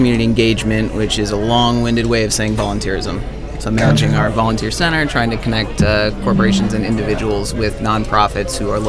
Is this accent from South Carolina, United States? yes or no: no; Middleton, Wisconsin, United States; now in Madison, United States; I'm actually from Middleton